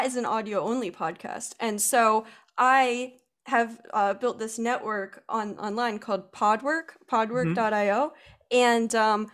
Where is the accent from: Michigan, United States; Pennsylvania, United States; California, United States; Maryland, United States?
Pennsylvania, United States; I'm a girl from Pennsylvania